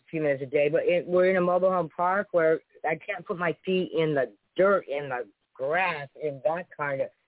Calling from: Sunnyvale, California, United States; I'm a first-time caller. I'm calling from Sunnyvale, California.

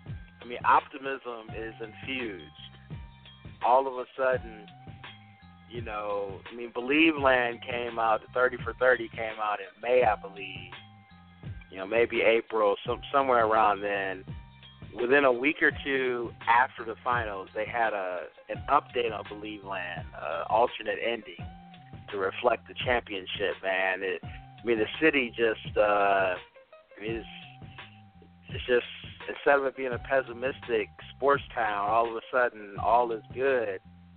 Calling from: Cleveland, Ohio, United States; I'm coming from Cleveland, Ohio, the city of champions.

